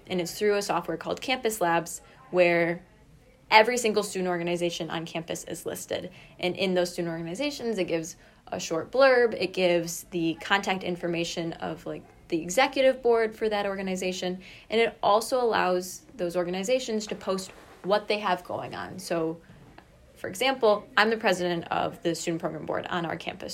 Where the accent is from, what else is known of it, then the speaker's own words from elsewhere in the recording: Kalamazoo, Michigan, United States; also born or lived in Rochester; I am originally from Kalamazoo